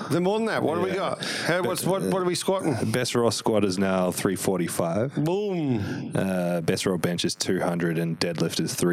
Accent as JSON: {"language": "English", "country": "New Zealand", "tie": "born there", "also_born_or_lived": "Sydney, Australia", "said": "I was born in New Zealand and we lived for a short time in Sydney."}